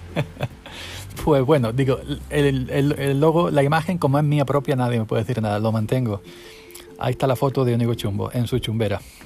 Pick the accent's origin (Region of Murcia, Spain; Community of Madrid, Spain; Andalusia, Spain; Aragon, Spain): Andalusia, Spain; Granada; andaluz, granaíno, pamasaña